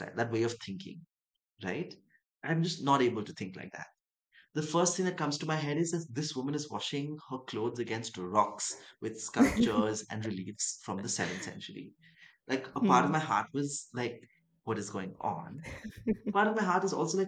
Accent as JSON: {"language": "English", "region": "Dubai", "country": "United Arab Emirates", "tie": "born or raised there", "also_born_or_lived": "Chennai, India", "moved": "yes", "lives_now": "Mumbai, India", "said": "I grew up in Dubai, and I grew up in Dubai and Chennai for a bit"}